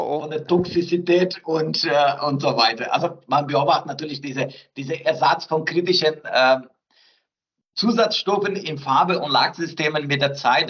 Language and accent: German; southern Brazil, Brazil; German is a second language; moved away as an adult; also born or lived in France / Bayreuth, Germany; now in Fichtelgebirge, Germany; ich bin gebürtiger Brasilianer